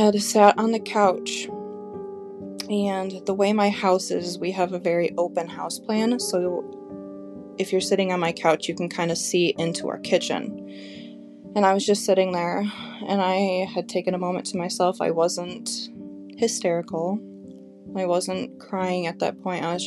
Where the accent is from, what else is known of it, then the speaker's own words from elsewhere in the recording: Grand Rapids, Michigan, United States; we grew up in Grand Rapids, Michigan